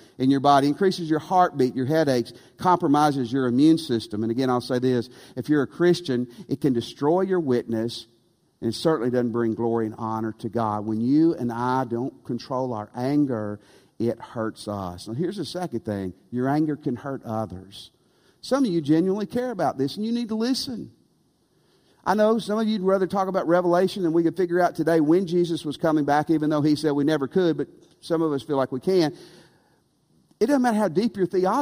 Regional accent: West Tennessee, United States; Near where Clayton and Mary and I grew up in West Tennessee, in the 1980s

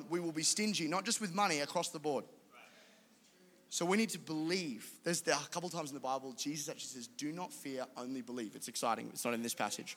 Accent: Caboolture, Queensland, Australia; I'm a guy from Caboolture who was raised by amazing parents

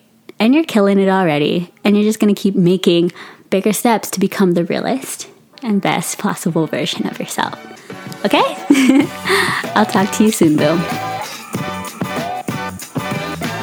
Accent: Philippines; I'm Filipino

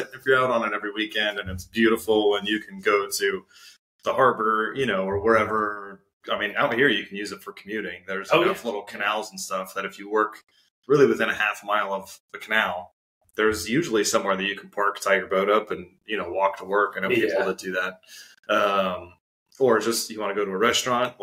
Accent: Southern California, United States; moved away; I grew up in Southern California

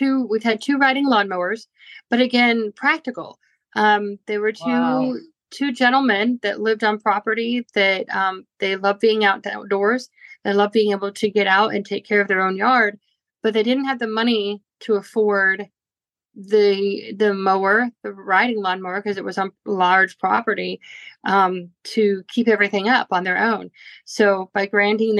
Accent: Orlando, Florida, United States; moved away as an adult; also born or lived in Portland, Oregon; now in Nashville, United States; I was born and raised in Orlando, Florida

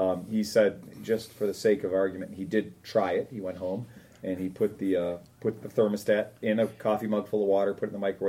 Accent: Butler, Ohio, United States; now in Mansfield, United States; I was born and raised in Butler, and now live about 25 minutes north on the east side of Mansfield. My parents still live just outside of Butler, and I come down to visit about once a week.

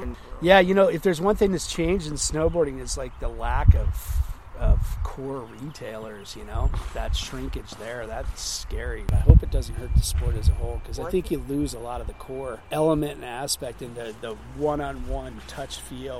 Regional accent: United States; being an American

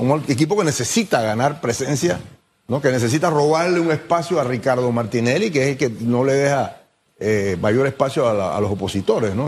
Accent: Panama; así somos los panameños

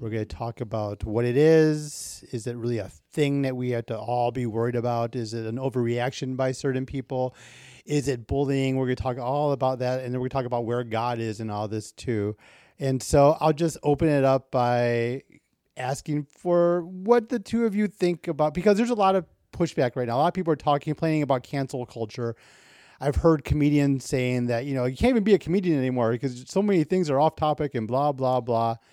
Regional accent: Waukegan, Illinois, United States; I grew up north of Chicago. I grew up in Waukegan, Illinois

